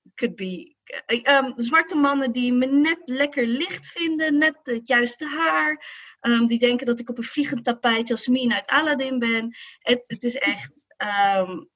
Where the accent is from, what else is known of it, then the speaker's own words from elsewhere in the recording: Morocco; als Marokkaanse vrouw